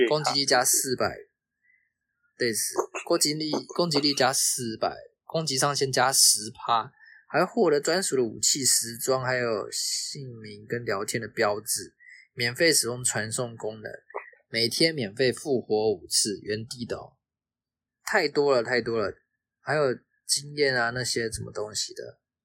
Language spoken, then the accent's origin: Chinese; Taiwan; 身为台湾人